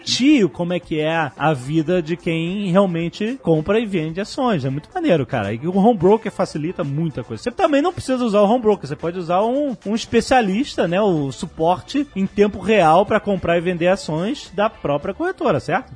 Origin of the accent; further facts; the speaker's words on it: Brazil; accent: Brazilian; o nosso sotaque de brasileiro